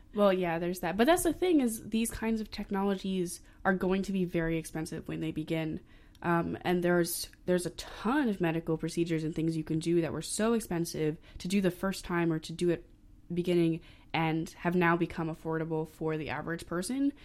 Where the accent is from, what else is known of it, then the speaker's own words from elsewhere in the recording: Maine, United States; I'm from Maine